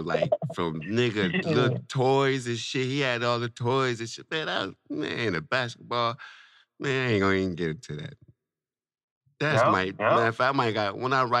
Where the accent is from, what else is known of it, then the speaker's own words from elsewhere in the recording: Saginaw, Michigan, United States; I grew up on Fulton, nigga. That's where I'm from, that side.